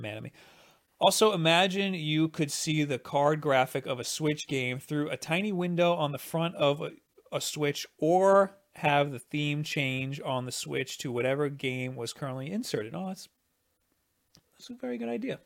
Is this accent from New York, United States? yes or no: yes; New York, United States; I'm from New York